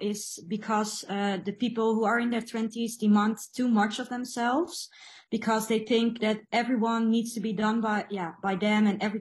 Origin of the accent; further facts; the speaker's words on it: Netherlands; I'm from the Netherlands